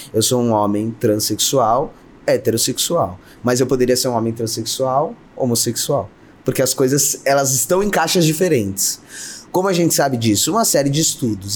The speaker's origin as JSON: {"language": "Portuguese", "region": "São Paulo", "country": "Brazil", "tie": "born or raised there", "said": "eu nasci numa periferia em São Paulo, meu pai era mecânico, minha mãe fazia bolo, uhum. é, eu nasci no bairro do Grajaú"}